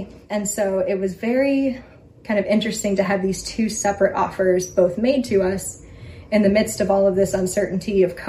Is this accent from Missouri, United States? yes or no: yes; St. Louis, Missouri, United States; moved away as an adult; also born or lived in Florence, Italy; now in Atchison, United States; I grew up in St. Louis, Missouri. Always lived in the same house. Always imagined myself living in St. Louis forever.